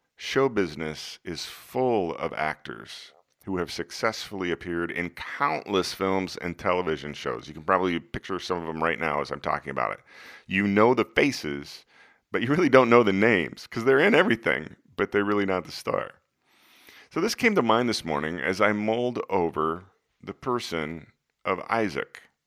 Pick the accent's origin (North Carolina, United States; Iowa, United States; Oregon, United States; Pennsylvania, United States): Iowa, United States; Des Moines; when I was a kid growing up in Des Moines